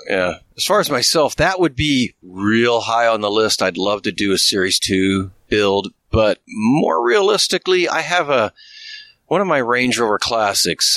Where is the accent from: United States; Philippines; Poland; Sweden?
United States; Midwest; moved away; also born or lived in Indiana; I'm from the Midwest originally